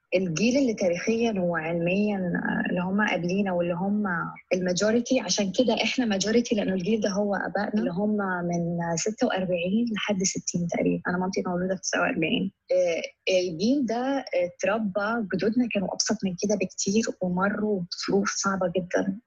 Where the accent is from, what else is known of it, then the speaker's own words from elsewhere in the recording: Egypt; أنا كمصرية